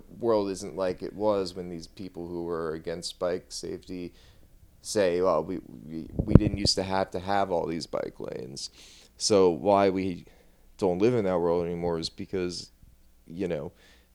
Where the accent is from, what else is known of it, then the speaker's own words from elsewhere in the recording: New Orleans, Louisiana, United States; also born or lived in Baton Rouge; growing up in New Orleans